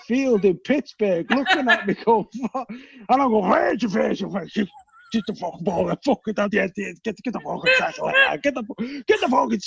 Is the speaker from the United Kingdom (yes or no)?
yes; Winsford, North West England, United Kingdom; born or raised there; accent: Liverpool; also born or lived in Liverpool